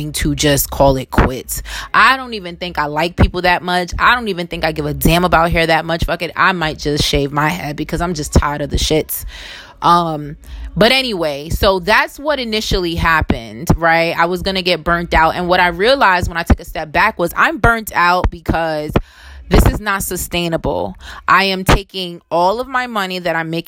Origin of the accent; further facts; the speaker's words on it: New York City, New York, United States; I was born in Brooklyn, New York. And while I didn't choose to be born here, I have chosen through my different whatever to kind of stay here.